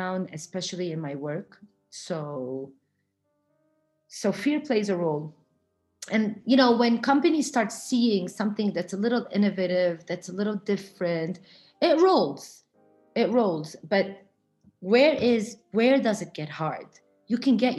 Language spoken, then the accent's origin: English; Florida, United States; I grew up in Florida. I grew up around the beach.